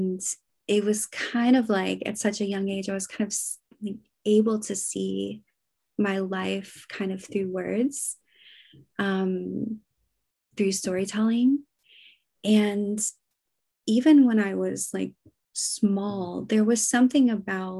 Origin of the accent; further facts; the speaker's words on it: United States; now in Copenhagen, Denmark; I live in Copenhagen. I'm an American